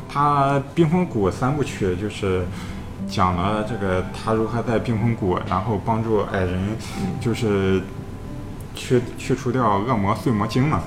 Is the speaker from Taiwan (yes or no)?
no; China; 我们中国人